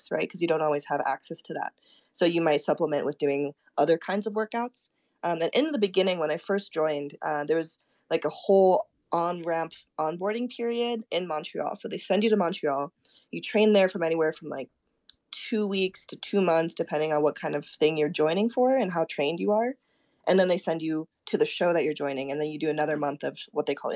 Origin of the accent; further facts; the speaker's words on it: Koganei, Tokyo, Japan; first language Japanese; English is a second language; moved away; also born or lived in Minnesota; I was born and raised in Tokyo. I was born in this little place, kind of right outside of Tokyo called Musashi Kogane.